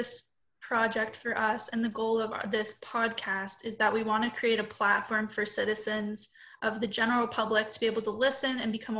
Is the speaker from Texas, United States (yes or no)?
no; South Florida, United States; I'm from South Florida